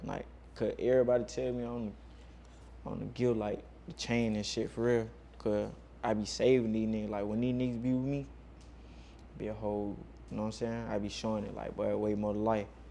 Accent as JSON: {"language": "English", "town": "Macon", "region": "Georgia", "country": "United States", "tie": "born or raised there", "moved": "yes", "lives_now": "Atlanta, United States", "said": "growing up in Macon"}